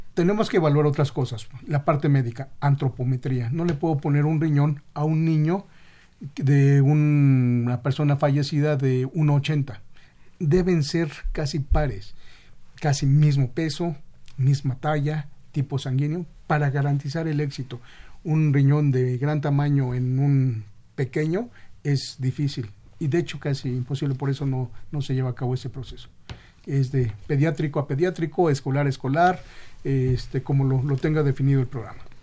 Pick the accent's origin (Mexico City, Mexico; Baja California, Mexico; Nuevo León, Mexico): Mexico City, Mexico; yo soy de Xochimilco, todavía se saluda de mano